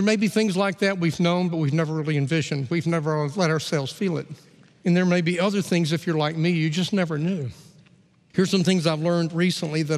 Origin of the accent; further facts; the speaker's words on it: Gadsden, Alabama, United States; I grew up in Gadsden, Alabama